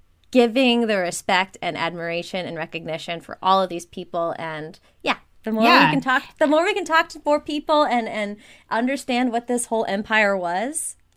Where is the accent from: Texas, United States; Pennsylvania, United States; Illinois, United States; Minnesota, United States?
Minnesota, United States; Minneapolis; I am from Minneapolis, Minnesota.